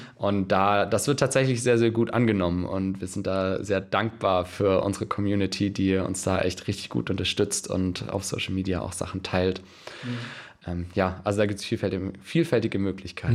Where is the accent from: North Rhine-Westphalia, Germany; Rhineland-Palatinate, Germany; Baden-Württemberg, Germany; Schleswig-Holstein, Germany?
Baden-Württemberg, Germany; Stuttgart; now in Kiel, Germany; ich äh, komme gar nicht aus Kiel, also ich komme aus Stuttgart